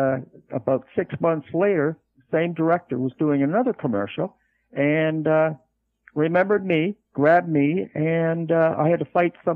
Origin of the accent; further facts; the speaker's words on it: Canada; moved away as an adult; also born or lived in Los Angeles, California / Van Nuys, California; being a Canadian by birth